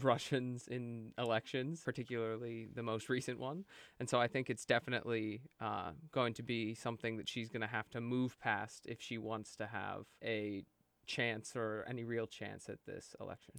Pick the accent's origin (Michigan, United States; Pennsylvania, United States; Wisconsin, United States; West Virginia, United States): Pennsylvania, United States; Brookville; moved away as an adult; now in New York, United States; I'm from Brookville, Pennsylvania